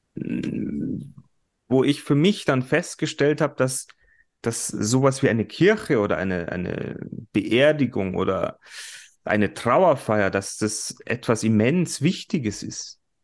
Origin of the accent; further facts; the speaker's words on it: Germany; bei uns in Deutschland